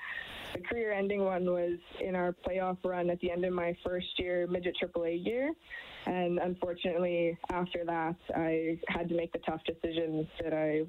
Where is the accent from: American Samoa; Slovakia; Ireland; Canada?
Canada; Fairview, Alberta; So I grew up in a small town in northern Alberta called Fairview